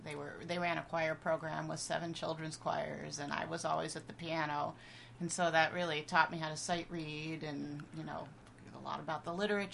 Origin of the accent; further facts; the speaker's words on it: New Jersey, United States; moved away as an adult; also born or lived in Northfield, Minnesota; my parents were church musicians in a large Presbyterian church as I grew up in out in New Jersey.